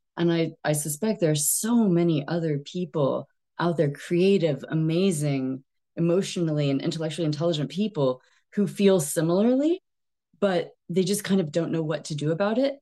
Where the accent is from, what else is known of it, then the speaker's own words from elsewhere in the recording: Texas, United States; moved away as an adult; also born or lived in East Asia / China; now in United Kingdom; I am Texan by birth, but British by choice. I've been in the U K for about fourteen years now